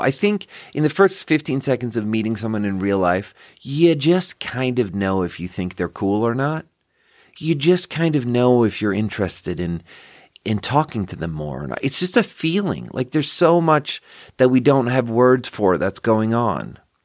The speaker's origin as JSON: {"language": "English", "region": "Skåne", "country": "Sweden", "second_language": "English", "moved": "yes", "lives_now": "Nevada County, United States", "said": "I'm from Skåne."}